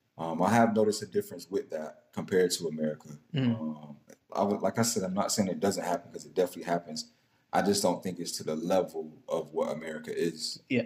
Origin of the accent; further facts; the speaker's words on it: the South, United States; So I grew up in the South, like not the deep South, but I grew up in the South.